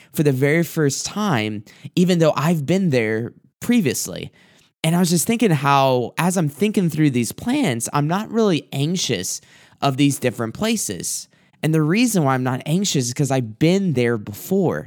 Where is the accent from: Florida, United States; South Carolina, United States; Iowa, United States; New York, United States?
South Carolina, United States; moved away; where I grew up and different places that are just very beautiful in my hometown, my home area. And I thought about this one place that, as of the last trip that I took down to South Carolina